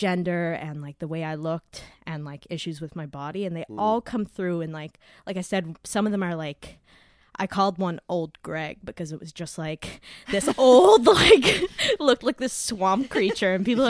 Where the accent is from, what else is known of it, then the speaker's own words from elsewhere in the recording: Cape Breton, Nova Scotia, Canada; I am from Cape Breton.